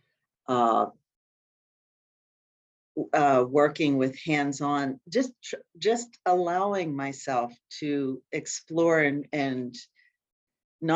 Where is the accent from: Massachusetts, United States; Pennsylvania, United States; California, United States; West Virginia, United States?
Pennsylvania, United States; Appalachian Mountains in; moved away as an adult; now in Minnesota, United States; I'm not a Minnesota native. I've been here for about 35, 40 years. You think I would be a native, but I'm still firmly from the Appalachian Mountains in Pennsylvania